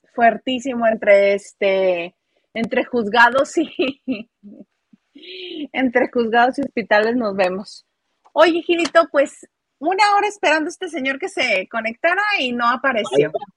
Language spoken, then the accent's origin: Spanish; Baja California, Mexico; moved away; also born or lived in Mexico City; yo soy de Baja California y pues cruzaba hasta por la leche